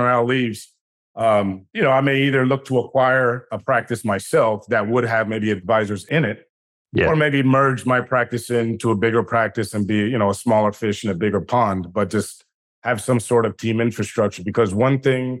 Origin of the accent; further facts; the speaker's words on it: Washington, District of Columbia, United States; I grew up in Washington, D.C.